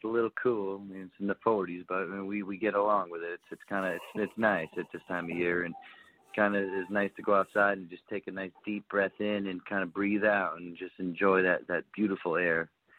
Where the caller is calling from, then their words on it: Anchorage, Alaska, United States; I'm calling actually from Anchorage, Alaska.